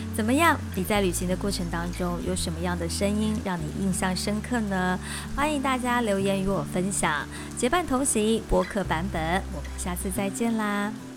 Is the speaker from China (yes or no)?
no; Taiwan; 我是从台湾来